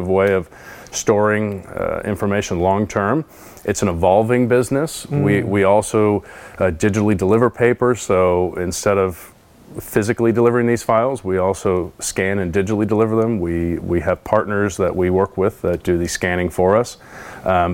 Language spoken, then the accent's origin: English; Bakersfield, California, United States; I'm from Bakersfield, born and raised